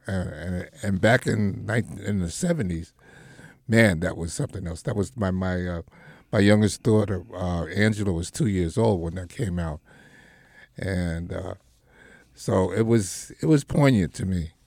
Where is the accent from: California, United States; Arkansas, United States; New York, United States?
New York, United States; when we grew up in the Marcy, you know, it was a neighborhood